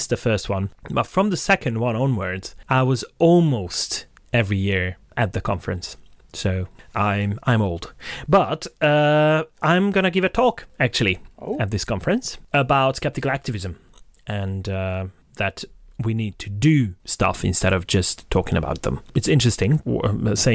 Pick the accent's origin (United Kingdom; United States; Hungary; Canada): Hungary; Székesfehérvár, Fejér; my hometown, which is called Székesfehérvár